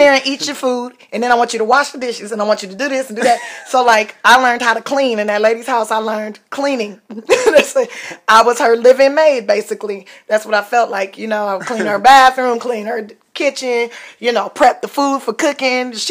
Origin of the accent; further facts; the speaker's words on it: Los Angeles, California, United States; in Los Angeles, California